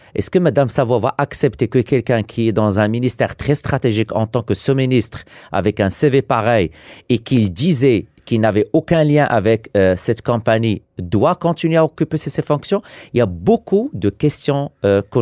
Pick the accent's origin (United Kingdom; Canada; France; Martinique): Canada; Quebec